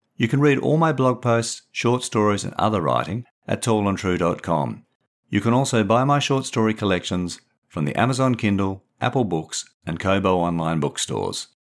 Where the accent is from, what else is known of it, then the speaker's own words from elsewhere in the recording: Perth, Western Australia, Australia; elements of autofiction from my life, growing up in Perth